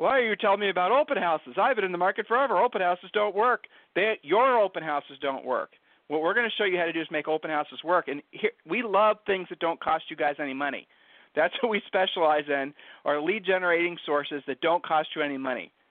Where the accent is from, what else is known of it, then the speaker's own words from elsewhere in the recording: Ohio, United States; now in Texas, United States; Julie and I are not originally from Texas. we're originally from Ohio.